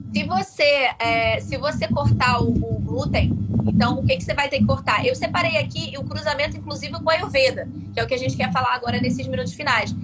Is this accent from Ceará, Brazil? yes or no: no; Rio de Janeiro, Brazil; accent: carioca; eu sou carioca, tá? Carioca tem algumas gírias.